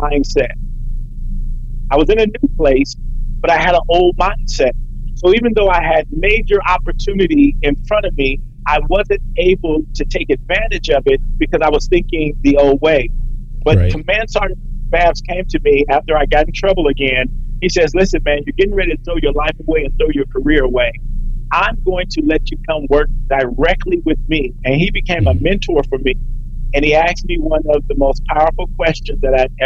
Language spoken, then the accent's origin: English; Compton, California, United States; I grew up in Compton at a time where they said Compton was literally the worst city in America.